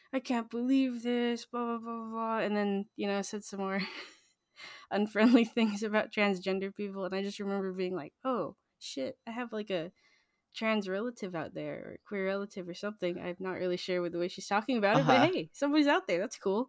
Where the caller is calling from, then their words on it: Los Angeles, California, United States; I'm calling in from Chumash and Tongva land. I'm in Los Angeles.